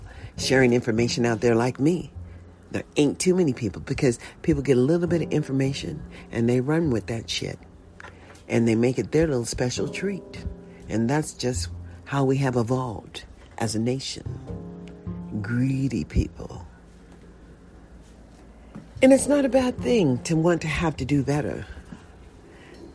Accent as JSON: {"language": "English", "country": "United States", "tie": "born or raised there", "said": "I was born in a USA. And I'm just an American"}